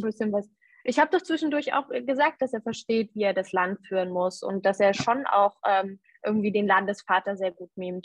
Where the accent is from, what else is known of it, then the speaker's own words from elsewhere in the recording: Erfurt, Thuringia, Germany; also born or lived in Weimar; Ich bin in Weimar geboren Okay. Und ähm, habe aber zeitlebens dann in Erfurt gewohnt.